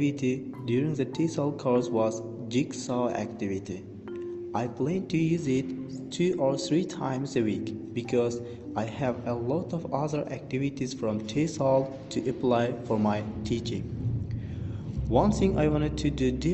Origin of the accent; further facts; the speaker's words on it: Jizzakh, Jizzakh Region, Uzbekistan; English is a second language; I am from Jizzakh